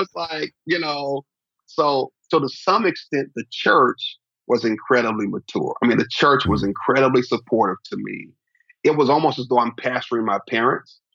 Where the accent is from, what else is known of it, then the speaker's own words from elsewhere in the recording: Oklahoma City, Oklahoma, United States; now in Dallas, United States; I grew up in Oklahoma City